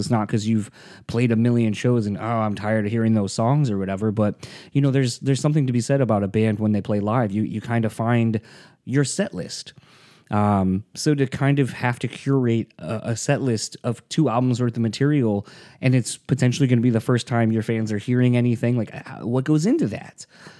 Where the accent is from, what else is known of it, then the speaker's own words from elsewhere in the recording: United States; I as an American, it's very hard to not look at the world and think of the world solely as I see it